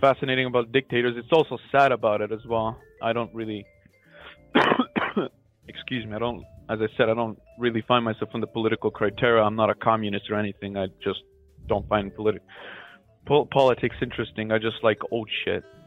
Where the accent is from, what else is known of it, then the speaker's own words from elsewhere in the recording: North Macedonia; I am calling from Macedonia